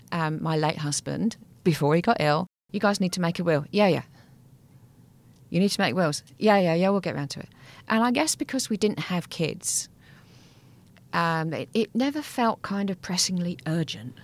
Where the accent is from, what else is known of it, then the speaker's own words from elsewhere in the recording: England, United Kingdom; we're English